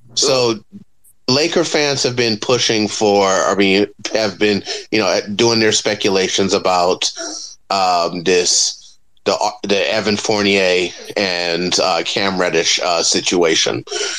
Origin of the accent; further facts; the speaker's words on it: New York, United States; I'm a New Yorker.